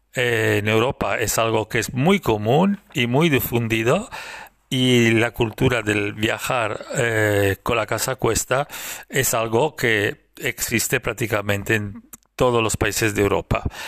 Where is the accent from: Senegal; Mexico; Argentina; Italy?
Italy; now in Girona, Spain; soy italiano, vivo en España, en Girona, cerca de Barcelona